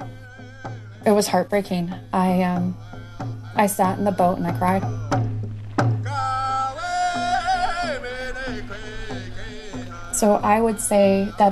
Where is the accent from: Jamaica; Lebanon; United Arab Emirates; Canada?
Canada; Northwestern Ontario; I was born and raised in Treaty Number 3 in what is currently known as Northwestern Ontario